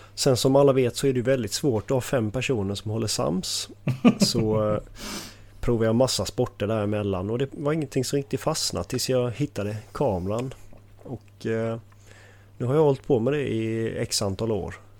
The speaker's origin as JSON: {"language": "Swedish", "town": "Halmstad", "region": "Halland County", "country": "Sweden", "tie": "born or raised there", "also_born_or_lived": "Falkenberg", "said": "är från Halmstad. Har, är uppvuxen här"}